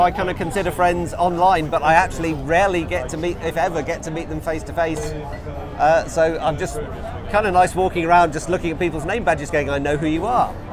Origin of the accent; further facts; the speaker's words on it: London, United Kingdom; I'm from London, UK.